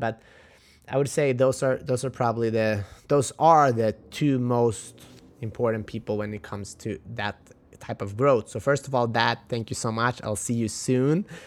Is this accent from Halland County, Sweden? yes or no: yes; Halmstad, Halland County, Sweden; moved away; my hometown, in Sweden, Halmstad.